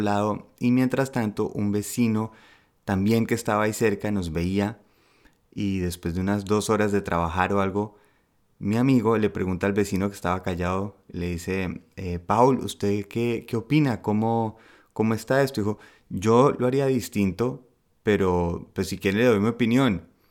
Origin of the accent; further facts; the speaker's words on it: Colombia; now in Germany; como buen colombiano, eh, uno siente que al ser de un país de gente berraca echada para adelante